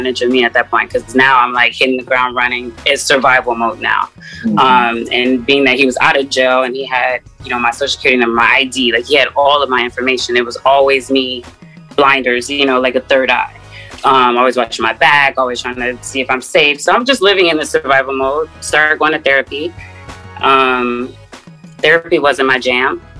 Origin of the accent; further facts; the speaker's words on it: Seattle, Washington, United States; moved away as an adult; also born or lived in Atlanta, Georgia; I'm from Seattle, Washington